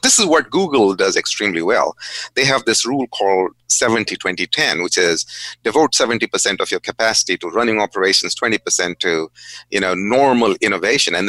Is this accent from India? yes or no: yes; India; moved away; also born or lived in Goa (family origin); when I was growing up in India.